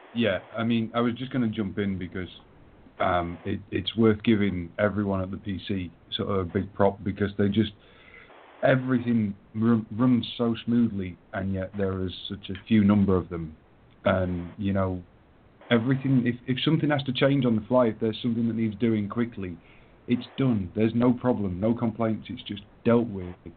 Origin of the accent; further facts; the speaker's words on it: England, United Kingdom; I'm English